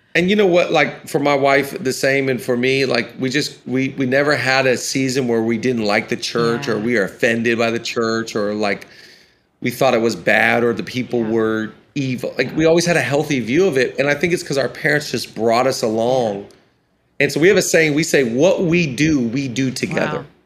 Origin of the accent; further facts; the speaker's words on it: Washington, United States; I'm from Washington.